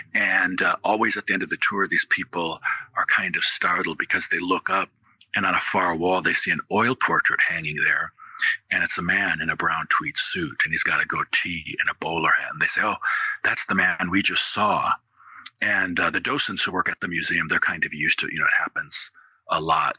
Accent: Wisconsin, United States; moved away as an adult; now in Louisville, United States; I'm from Wisconsin originally. I ended up in Louisville, Kentucky in the 90s to go to law school and grad school

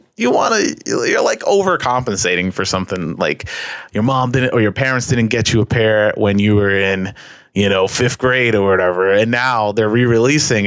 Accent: New York, United States; I'm from New York

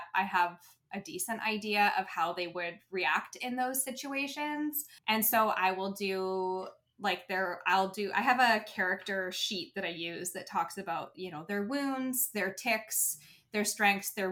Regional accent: Canada; we always had the Canadian Finals rodeo in the city that I grew up

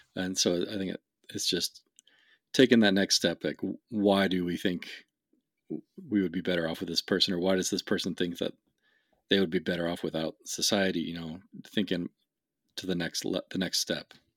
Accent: West Coast, United States; I grew up in the West, on, on the West Coast

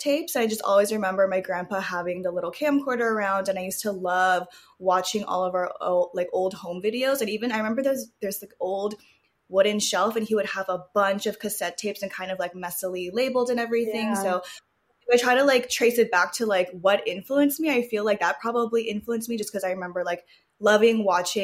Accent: Los Angeles, California, United States; I grew up like around Southern California my whole life, born and raised. I think my mom even said I was born at like the Los Angeles Memorial Hospital

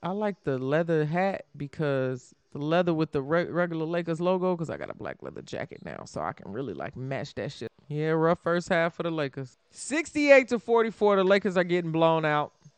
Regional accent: Chicago, Illinois, United States; also born or lived in Indiana; I'm from Chicago

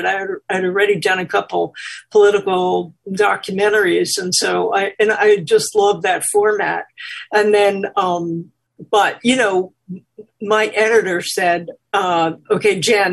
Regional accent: New York, United States; I'm from New York.

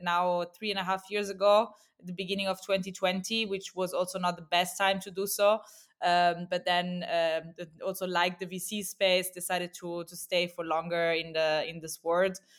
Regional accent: Rome, Lazio, Italy; moved away as an adult; also born or lived in Milan / Barcelona; now in Berlin, Germany; I'm, uh, originally Italian. I'm actually from Rome.

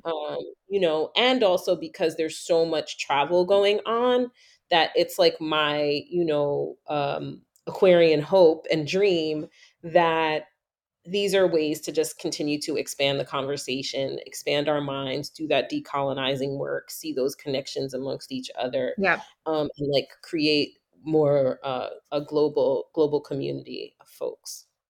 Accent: New York, United States; moved away; growing up in New York, everybody thought my whole life I was Puerto Rican

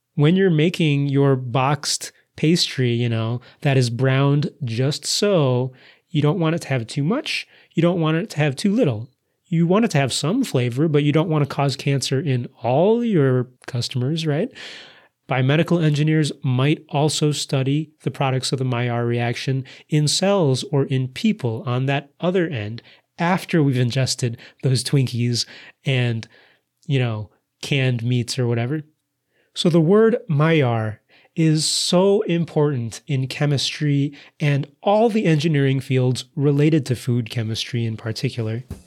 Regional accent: United States; accent: American English; my American English accent

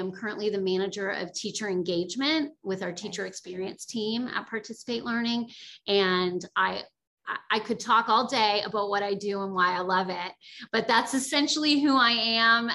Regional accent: Bridgewater, Nova Scotia, Canada; moved away as an adult; also born or lived in United States; I am originally from Nova Scotia, Canada, from a small town called Bridgewater on the south shore of Nova Scotia, and my family is all still there

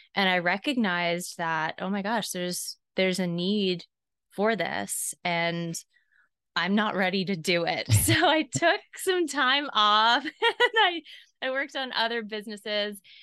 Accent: Southeast, United States; I was raised in the Southeast

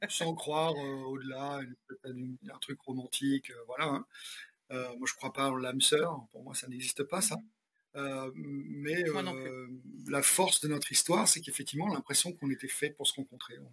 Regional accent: France; Puis moi, euh, comme on est biculturel, on est français, on l'a pas dit, on est français américain.

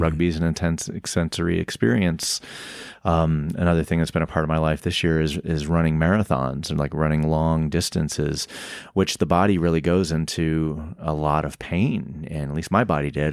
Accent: the South, United States; I growing up in the South

